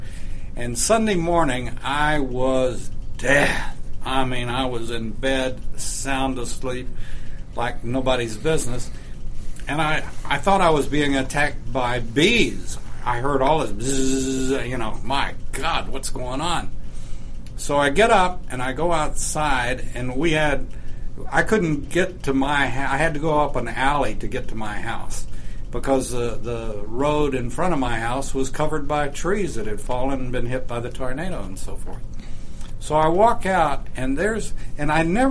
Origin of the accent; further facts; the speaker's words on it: Lubbock, Texas, United States; 1970, my hometown, Lubbock